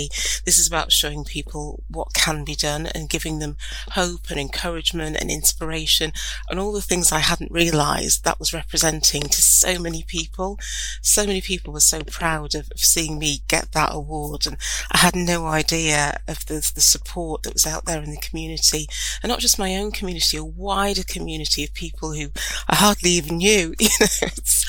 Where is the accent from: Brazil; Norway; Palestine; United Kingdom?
United Kingdom; County Durham, North East England; I grew up in County Durham, which is quite a rural area, even though I grew up in a market town